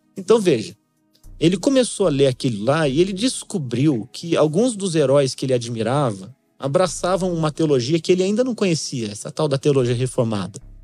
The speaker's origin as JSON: {"language": "Portuguese", "town": "São José dos Campos", "region": "São Paulo", "country": "Brazil", "tie": "born or raised there", "said": "Eu sou nascido criado em São José dos Campos"}